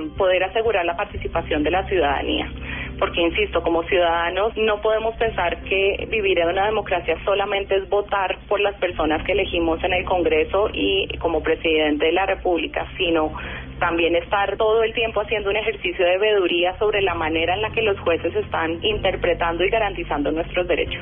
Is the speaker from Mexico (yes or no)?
no; Colombia; como colombiana